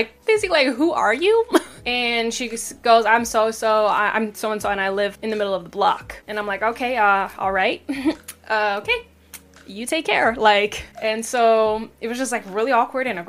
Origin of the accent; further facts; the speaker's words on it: Washington, United States; also born or lived in Seattle; I grew up in Washington, but not specifically Seattle, but I grew up in Washington